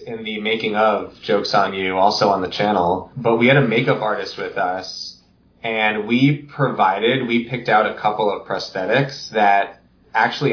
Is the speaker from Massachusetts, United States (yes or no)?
yes; Massachusetts, United States; moved away; I'm from Massachusetts